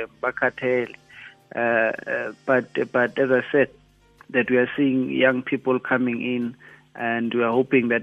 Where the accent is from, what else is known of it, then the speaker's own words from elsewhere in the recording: Klerksdorp, North West, South Africa; moved away as an adult; now in Gauteng, South Africa; I was born in Joburg, the township just south of a mining town called Klerksdorp in the northwest. It's now called Matlosana, that municipality. My family moved there from the Eastern Cape, obviously due to labor migrations in the 80s. I lived there until I was 19